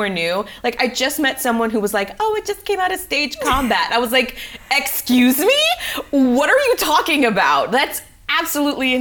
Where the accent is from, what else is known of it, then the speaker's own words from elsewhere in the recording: New York City, New York, United States; I am originally from the Bronx, New York.